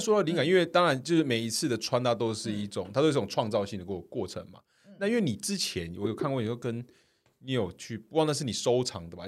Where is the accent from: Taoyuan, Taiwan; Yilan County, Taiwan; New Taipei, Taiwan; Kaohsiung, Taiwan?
Kaohsiung, Taiwan; moved away; 我是高雄人，我回家跟我爸讲